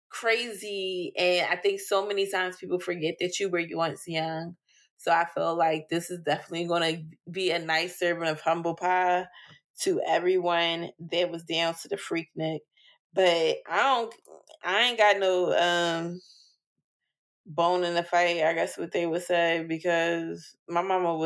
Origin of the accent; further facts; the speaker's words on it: United States; I'm a black American